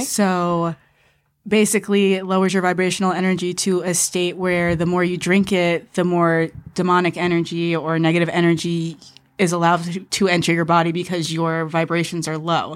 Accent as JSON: {"language": "English", "region": "New York", "country": "United States", "tie": "born or raised there", "moved": "yes", "lives_now": "Los Angeles, United States", "said": "I grew up in Manhattan"}